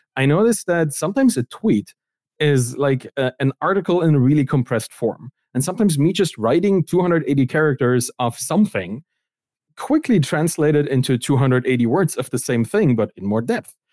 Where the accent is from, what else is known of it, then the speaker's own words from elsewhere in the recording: East Germany, Germany; I come from East Germany. That's kind of where I grew up